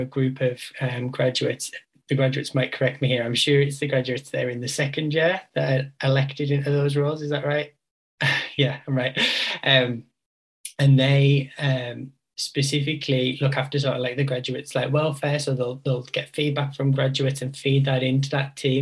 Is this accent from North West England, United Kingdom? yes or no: yes; West Cumbria, North West England, United Kingdom; also born or lived in Newcastle; I grew up in West Cumbria and I moved to Newcastle and I was like, I'm never going to move back, and here I am.